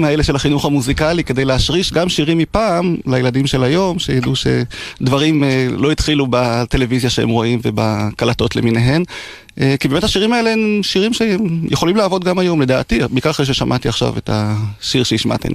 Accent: Degania Alef, Northern District, Israel; נולדתי וגדלתי בקיבוץ דגניה א'

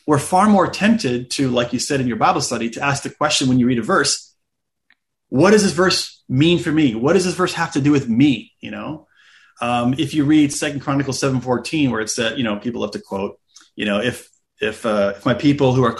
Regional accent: United States; I grew up mostly in the United States

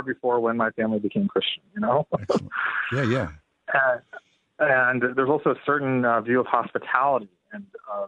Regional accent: India; now in United States; I'm Indian, and I'm an immigrant

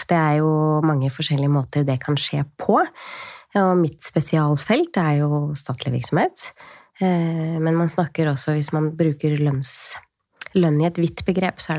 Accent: Tjøme, Vestfold, Norway; år siden så flytta jeg tilbake så jeg, til der hvor jeg er fra. Jeg er fra Tjøme i Vestfold.

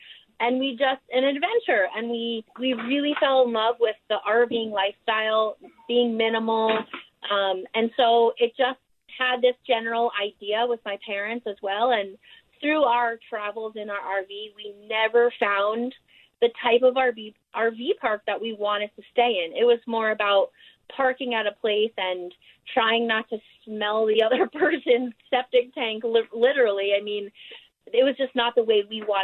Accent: New York, United States; also born or lived in Austin, Texas; now in Kanab, United States; we're originally from New York

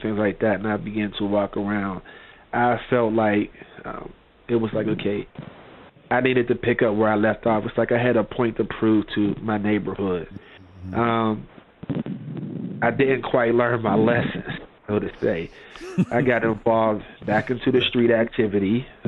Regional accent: McKeesport, Pennsylvania, United States; I was born and raised in McKeesport, PA

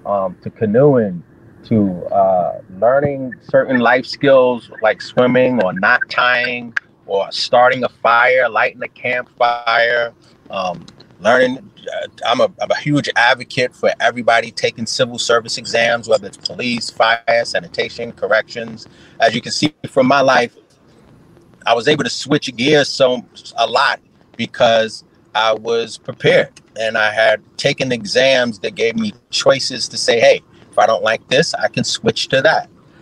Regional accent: Harlem, New York, United States; but because I'm from Harlem, I say Harlem.

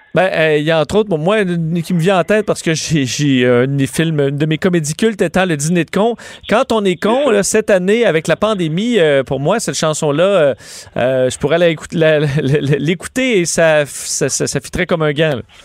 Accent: Quebec, Canada

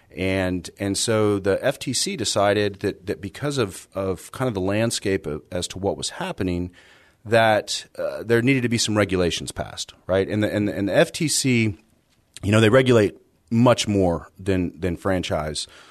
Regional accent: San Antonio, Texas, United States; I grew up here in San Antonio

